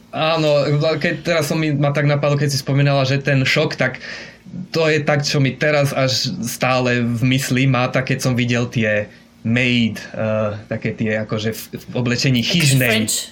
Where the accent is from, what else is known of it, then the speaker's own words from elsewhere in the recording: Košice, Košice Region, Slovakia; moved away as an adult; also born or lived in Brno / Olomouc; now in Japan; pochádzam z Košíc teda pôvodne